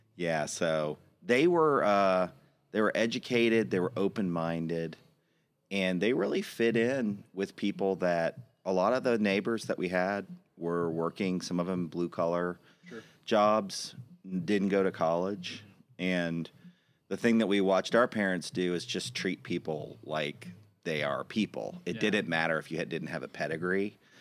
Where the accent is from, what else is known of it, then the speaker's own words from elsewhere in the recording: Austin, Texas, United States; I was born in 1974 at Seton Hospital here in Austin